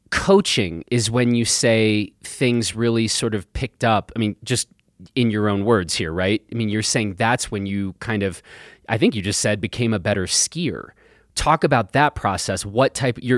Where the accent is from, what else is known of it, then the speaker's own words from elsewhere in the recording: Vermont, United States; also born or lived in Germany; I grew up in Vermont.